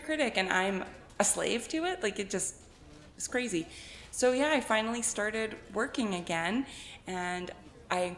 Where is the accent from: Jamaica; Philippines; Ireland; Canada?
Canada; the Okanagan, British Columbia; I grew up in the Okanagan being an art kid